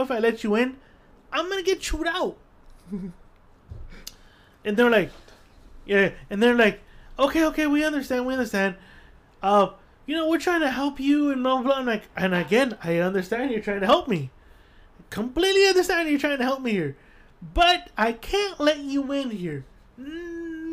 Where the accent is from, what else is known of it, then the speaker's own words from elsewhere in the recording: Guatemala; also born or lived in El Salvador; now in United States; I'm from Guatemala